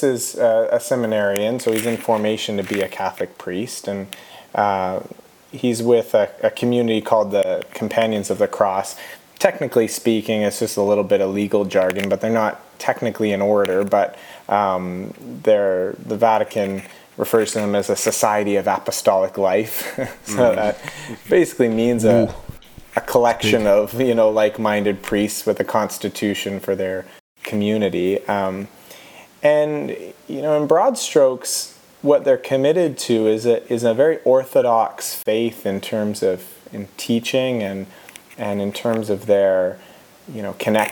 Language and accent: English; Hanover, Ontario, Canada; We grew up in Bruce County, Ontario